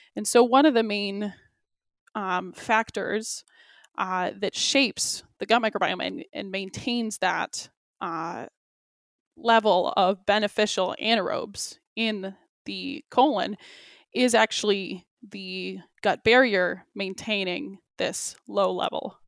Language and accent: English; Michigan, United States; also born or lived in Australia; now in Milwaukee, United States; I'm originally from Michigan